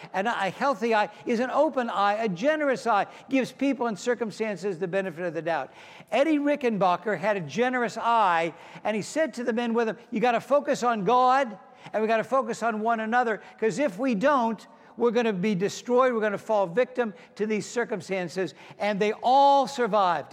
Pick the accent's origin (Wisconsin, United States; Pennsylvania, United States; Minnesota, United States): Pennsylvania, United States; Pittsburgh; moved away; also born or lived in Mount Lebanon, Pennsylvania; I grew up in Pittsburgh, Pennsylvania, home of the six-time Super Bowl champion Steelers.